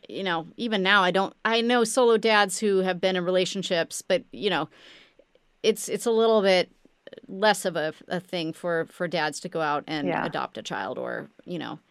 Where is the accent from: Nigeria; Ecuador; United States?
United States; Midwest; we were growing up in the Midwest